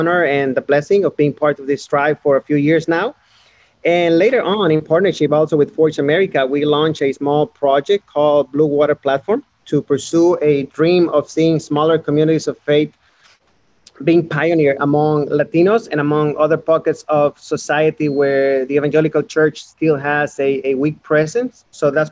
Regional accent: Mexico; moved away as an adult; now in Houston, United States; I live in Houston, but I'm originally from Mexico. We have been in Houston for the last 5 years.

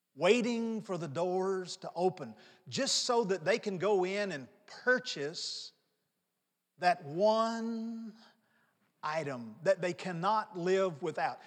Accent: North Mississippi, United States; moved away as an adult; also born or lived in New Orleans; I grew up in North Mississippi

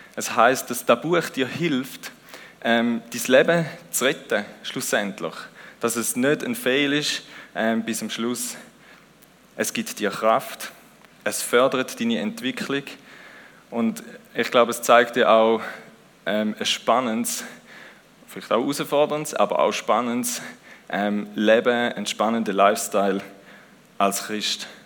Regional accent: Switzerland; Wir sind auch Schweizer

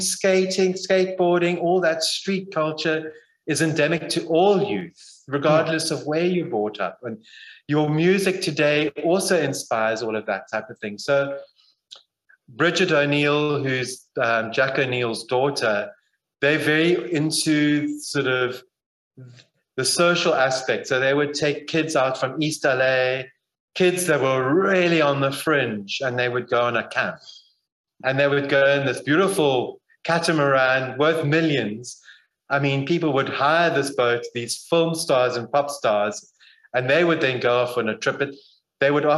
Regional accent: Zimbabwe; now in Barrydale, South Africa; I grew up in Zimbabwe.

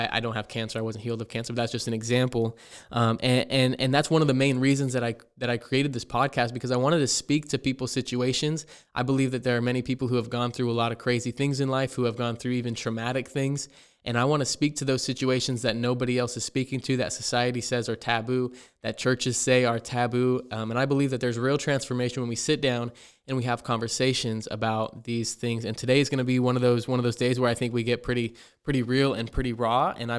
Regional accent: Ontario, Oregon, United States; born there; also born or lived in Payette, Idaho; I was born in Ontario, Oregon. I lived the first couple years of my life in Payette, Idaho, which is about 4 hours from where I'm at now.

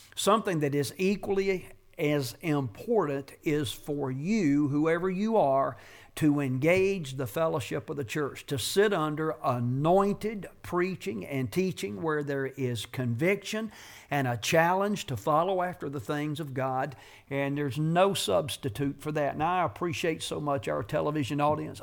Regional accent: United States; a bona fide, genuine citizen of the United States of America. I'm an American

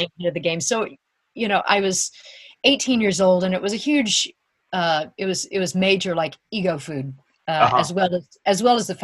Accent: Louisiana, United States; I'm from Louisiana

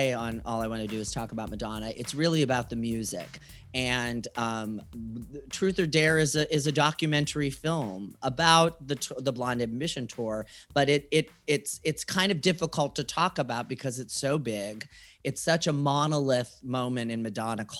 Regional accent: Warren, Ohio, United States; born or raised there

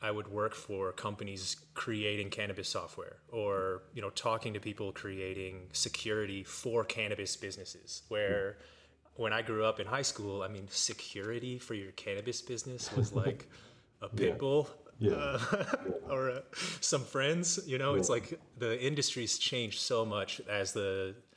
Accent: Olathe, Kansas, United States; also born or lived in Denver; I grew up in Olathe, Kansas.

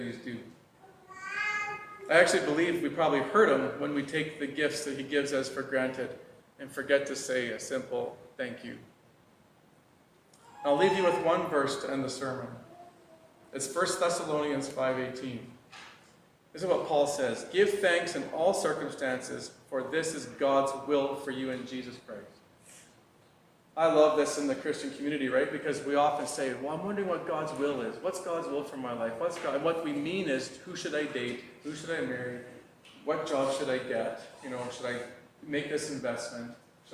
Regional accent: Fort Smith, Arkansas, United States; moved away; when I go home to my hometown in Fort Smith

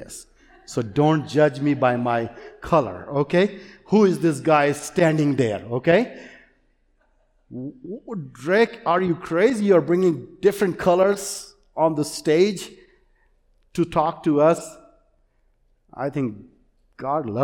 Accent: India; English is a second language; moved away; I grew up in India

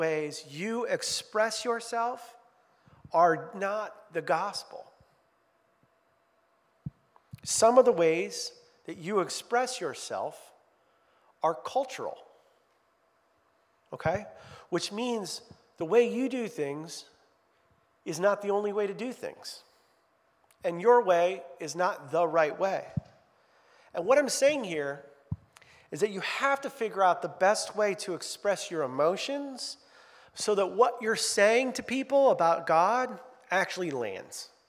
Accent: Midwest, United States; moved away as an adult; I'm not from New York, I'm from the Midwest

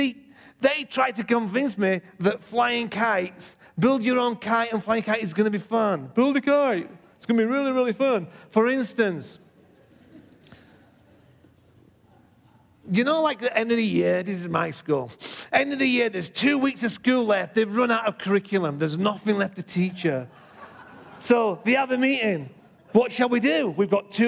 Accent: England, United Kingdom; moved away; When I was brought up in England, I lived next to a field

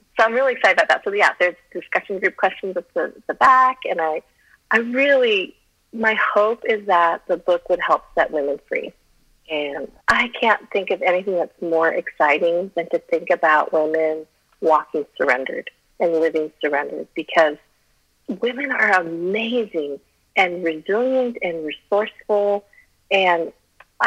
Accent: Colorado, United States; first language Chinese; English is a second language; moved away; I'm a mountain girl. I grew up in Colorado

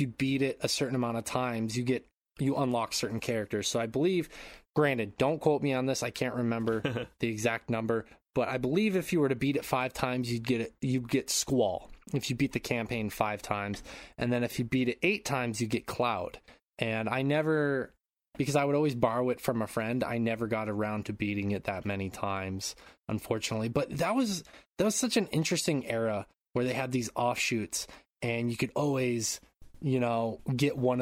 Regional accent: United States; now in Japan; being the American that I am

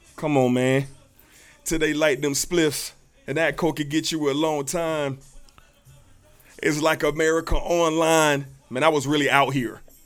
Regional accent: Jacksonville, Florida, United States; me growing up in the South, Duval County, I experienced all the Southness

